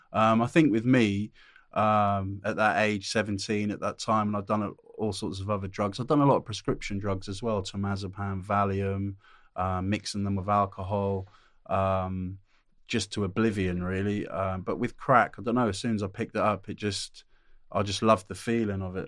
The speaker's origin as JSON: {"language": "English", "town": "Norwich", "region": "East of England", "country": "United Kingdom", "tie": "born or raised there", "also_born_or_lived": "Newcastle / Ashington", "said": "I lived there, uh, up there in Newcastle until I was eight years old. And then my dad got a land job, uh, 'cause he's working on the rigs. He got a land job down in Norwich. Uh, so m, m, my family, me, my brother, my mum and dad all wo, moved down to Norwich, uh, lived in Norwich"}